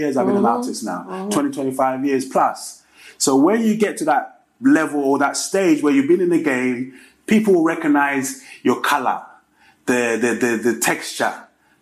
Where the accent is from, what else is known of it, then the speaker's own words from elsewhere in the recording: United Kingdom; also born or lived in Ghana; my history in Africa is connected to English history, British, where I grew up.